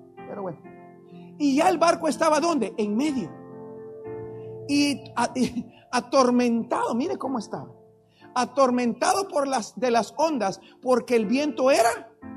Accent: Guatemala; agarro un vuelo para Guatemala y llegué a mi país

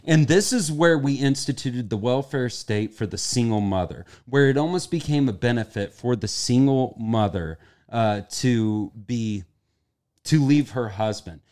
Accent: Kansas, United States; I'm from the Midwest, Kansas

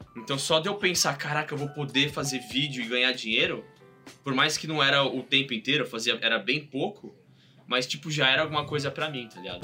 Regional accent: São Paulo, Brazil; moved away as an adult; now in United States; eu sou de São Paulo, é, do bairro da Saúde, onde cresci, fui criado

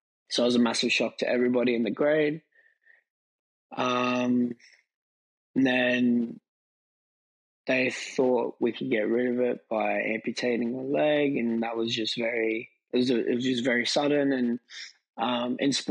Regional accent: Thornleigh, New South Wales, Australia; I grew up in Thornleigh, so close to Hornsby

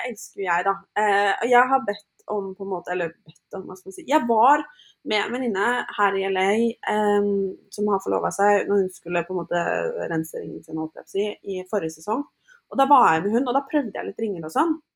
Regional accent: Norway; now in United States; så flytta vi jo inn i ny leilighet hjemme i Norge

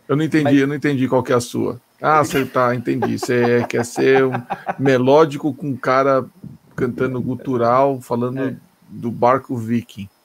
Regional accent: Brazil; sou do Brasil

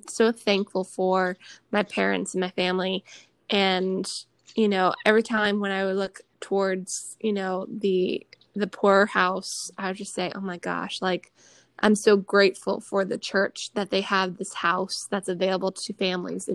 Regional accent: Detroit, Michigan, United States; I grew up in Michigan in the Detroit area

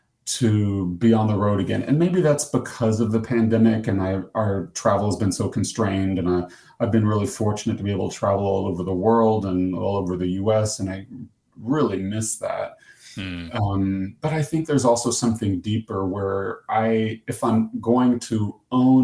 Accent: United States; accent: American; I'm from the U.S.

